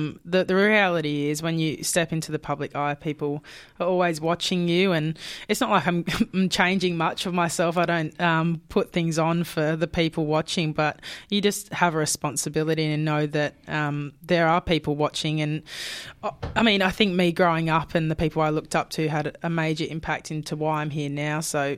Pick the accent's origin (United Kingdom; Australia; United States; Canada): Australia; Perth, Western Australia; moved away as an adult; now in Brisbane, Australia; And I moved from Perth to Brisbane at 19, which is a huge move